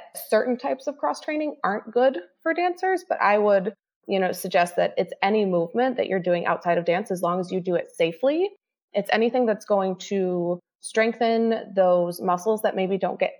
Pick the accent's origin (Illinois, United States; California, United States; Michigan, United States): Illinois, United States; Chicago; I'm from Chicago